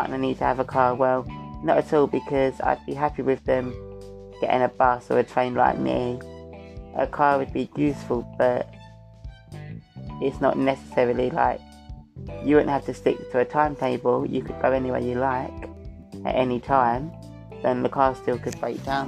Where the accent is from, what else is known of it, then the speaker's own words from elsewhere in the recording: Essex, East of England, United Kingdom; I'm from Essex